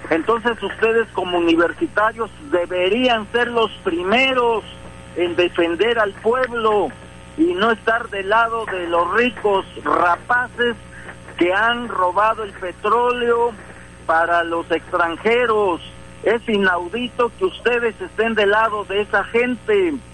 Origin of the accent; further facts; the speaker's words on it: Sierra Sur, Oaxaca, Mexico; Soy aquí de la Sierra Sur, pero ahorita estoy aquí en Oaxaca